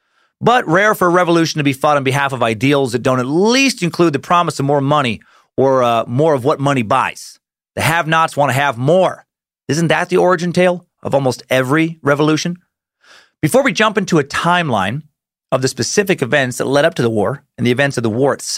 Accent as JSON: {"language": "English", "country": "United States", "said": "I'm American."}